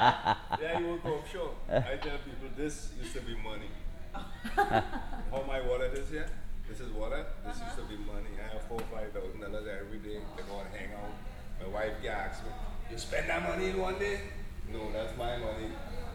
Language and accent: English; Trinidad & Tobago; moved away as an adult; now in Staten Island, United States; I'm from Trinidad.